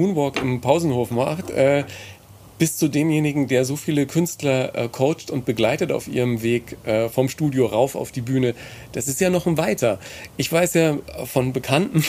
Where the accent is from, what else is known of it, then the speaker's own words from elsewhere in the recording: Ebern, Bavaria, Germany; bei uns in Ebern am Gymnasium